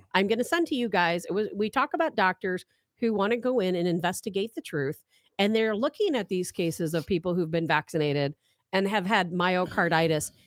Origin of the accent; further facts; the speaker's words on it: St. Louis, Missouri, United States; also born or lived in Chicago, Illinois; I went to two different high schools because I moved from Chicago to St. Louis